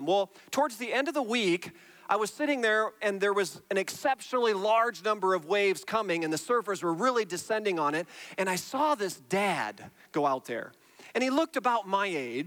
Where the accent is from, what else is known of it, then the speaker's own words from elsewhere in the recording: Iowa, United States; now in Indiana, United States; I grew up in Iowa, and then I moved to Indiana